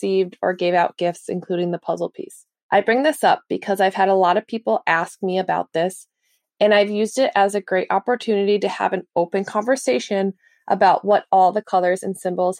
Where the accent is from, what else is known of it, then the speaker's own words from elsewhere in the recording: Massachusetts, United States; I am from Massachusetts in USA.